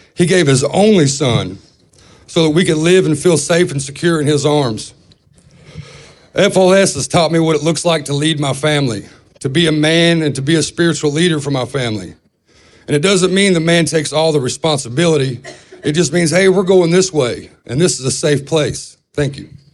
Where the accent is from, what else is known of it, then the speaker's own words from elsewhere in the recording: Owensboro, Kentucky, United States; I'm from Owensboro, Kentucky